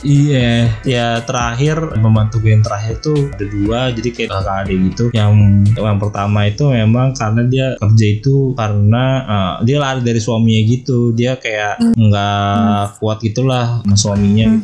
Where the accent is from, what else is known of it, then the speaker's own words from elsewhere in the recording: Jakarta, Indonesia; also born or lived in Depok / Cirebon; Gue kan dari Depok terus sempet TKA ya kan di Lagos TKA terus habis gue pindah ke Jakarta Selatan terus gue TK